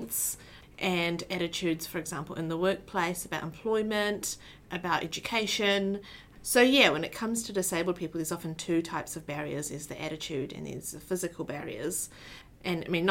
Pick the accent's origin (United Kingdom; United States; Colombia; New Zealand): New Zealand; Auckland; So I was born and raised in Tamaki Makaurau in New Zealand.